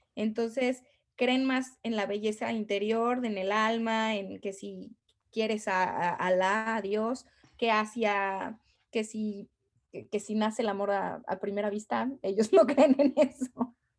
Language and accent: Spanish; Mexico; moved away as an adult; now in Abu Dhabi, United Arab Emirates; soy mexicana